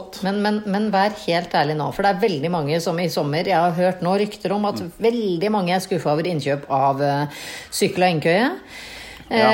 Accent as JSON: {"language": "Norwegian", "town": "Tønsberg", "region": "Vestfold", "country": "Norway", "said": "jeg som er fra Tønsberg"}